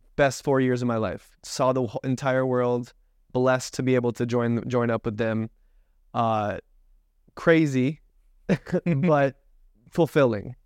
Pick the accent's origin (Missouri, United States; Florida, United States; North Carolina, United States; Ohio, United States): Florida, United States; Tampa; grew up in Tampa, Florida